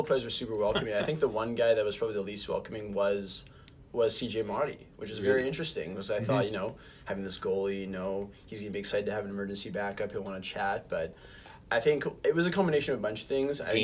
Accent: Winnipeg, Manitoba, Canada; I'm from Winnipeg.

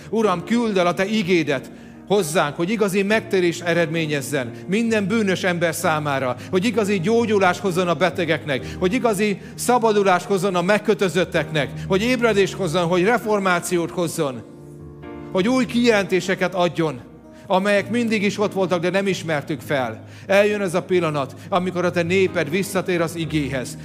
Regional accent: Hungary; Tudom, hogy magyarok vagyunk

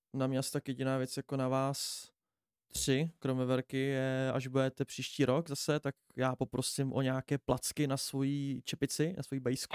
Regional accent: Pardubice, Pardubice Region, Czechia; všichni jsme tady od z Pardubic

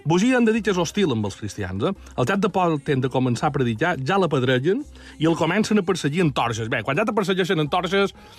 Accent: Majorca, Balearic Islands, Spain

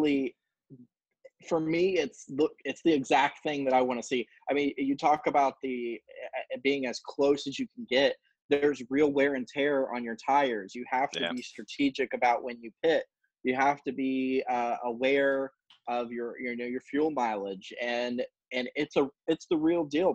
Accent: Daytona Beach, Florida, United States; I grew up in Daytona

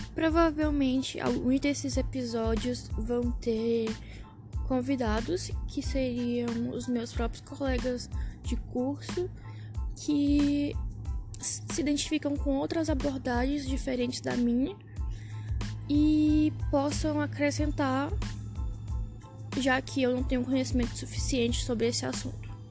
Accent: São Luís, Maranhão, Brazil; now in São Paulo, Brazil; moro em São Paulo, mas sou de São Luís

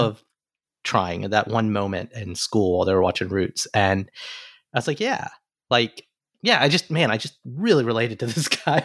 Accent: Alabama, United States; now in New York City, United States

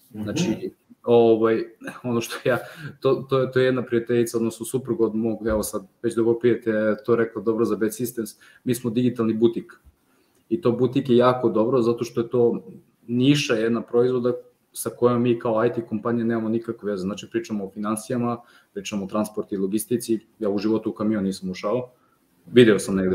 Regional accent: Šabac, Mačva District, Serbia; moved away as an adult; now in Niš, Serbia; ja sam rodom iz Šapca, znači ja nisam rođen Nišlija, možda se i čuje, Ovaj, mada ja niški akcent više sad upotrebljam

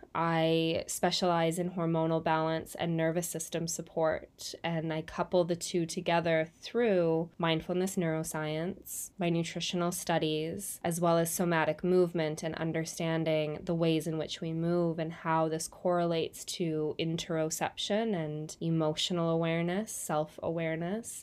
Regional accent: Canada; now in New Zealand; I'm originally from Canada. I'm living in New Zealand now

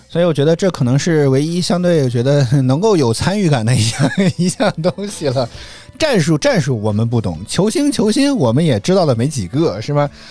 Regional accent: Henan, China; 像我们在河南

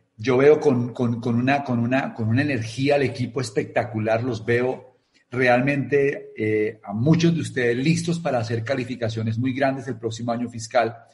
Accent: Colombia

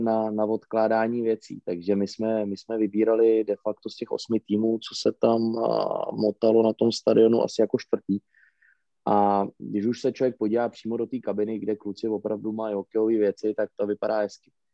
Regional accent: Plzeň, Plzeň Region, Czechia; já jsem narozený v Plzni a myslím si, že tady jednoho dne i umřu

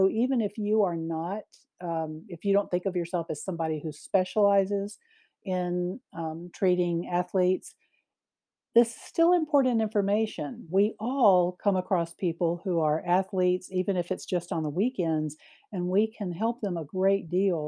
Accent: Mississippi, United States; my home state

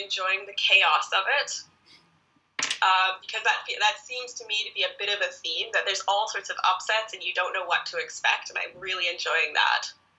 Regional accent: Canada; now in England; Okay, well, as I mentioned, I'm living in England. I am a Canadian.

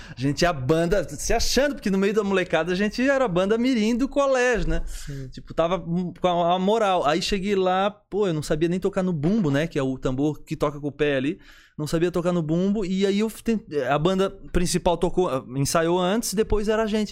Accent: São José, Santa Catarina, Brazil; also born or lived in Florianópolis; Sou de Floripa, na, eh, na verdade moro em São José minha vida inteira, né?

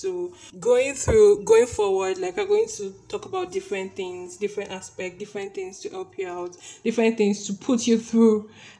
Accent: Nigeria; I know Nigerians.

